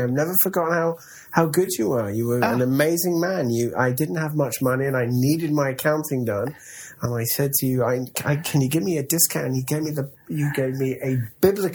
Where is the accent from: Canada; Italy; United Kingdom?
United Kingdom; London; moved away as an adult; also born or lived in India; now in Los Angeles, United States; I am from London. England